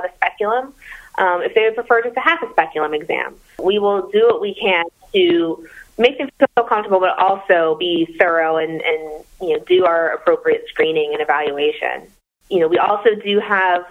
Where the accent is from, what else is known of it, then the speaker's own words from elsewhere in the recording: Atlanta, Georgia, United States; moved away as an adult; I am from Atlanta